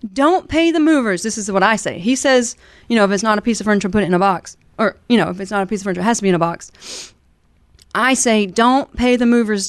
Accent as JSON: {"language": "English", "region": "Alabama", "country": "United States", "tie": "born or raised there", "lives_now": "Kansas City, United States", "said": "I'm not originally from Kansas City. {S0} Mm-hmm. {S1} I grew up in Alabama in the South."}